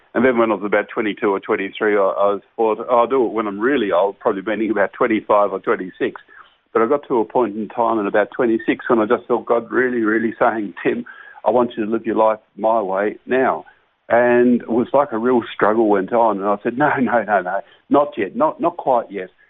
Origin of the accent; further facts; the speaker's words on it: Launceston, Tasmania, Australia; I was born and raised in Launceston, Tasmania, and I'm, I'm still a resident of Launceston, Tasmania.